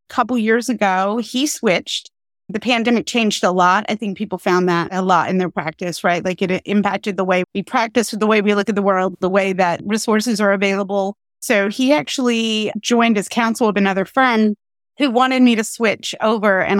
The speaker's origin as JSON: {"language": "English", "region": "Pennsylvania", "country": "United States", "tie": "born or raised there", "said": "And then Pennsylvania, my home state, took a very different approach."}